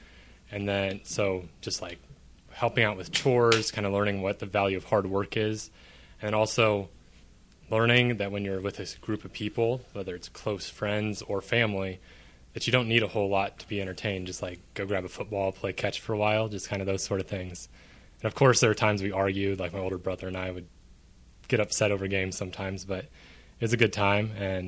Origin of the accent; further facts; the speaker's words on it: Hanover, Kansas, United States; Hanover, Kansas, a small town of 600 north of Manhattan by like an hour. It's like 10 miles from the Nebraska border.